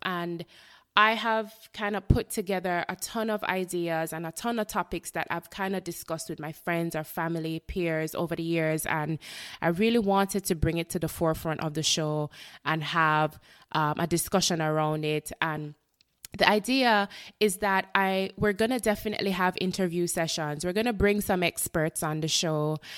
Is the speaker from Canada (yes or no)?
no; Jamaica; moved away as an adult; now in Florida, United States; I am a Jamaican born, um, resident of Florida, the United States